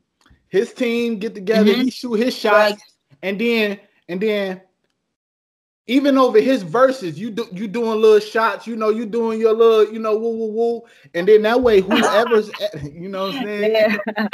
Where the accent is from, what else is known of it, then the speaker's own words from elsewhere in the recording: Detroit, Michigan, United States; downtown in my hometown city, Detroit